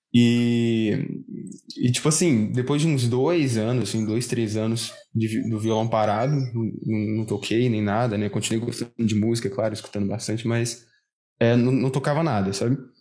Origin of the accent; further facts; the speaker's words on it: Uberlândia, Minas Gerais, Brazil; aqui de Berlândia, sou, sou de Minas